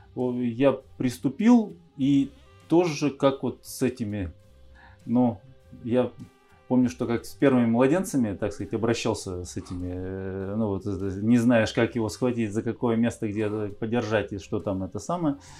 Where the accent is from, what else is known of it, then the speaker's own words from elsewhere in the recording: Urzhum District, Kirov Oblast, Russia; also born or lived in Moscow, Russia; мы переехали в деревню. Сначала это был Уржумский район